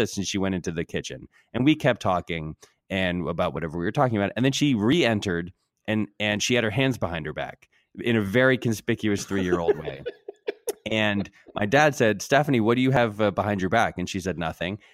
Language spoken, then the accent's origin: English; Connecticut, United States; my old house where I grew up in Connecticut.